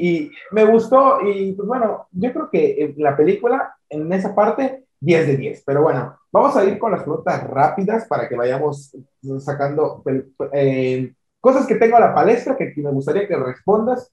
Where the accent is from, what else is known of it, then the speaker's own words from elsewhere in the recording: Yucatán, Mexico; yo soy de Yucatán, eh, eh, yo estoy aquí eh, en, este estado